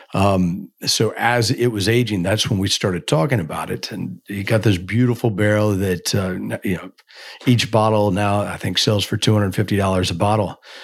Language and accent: English; Kentucky, United States; growing up in Kentucky, you're just, eh, you're immersed in bourbon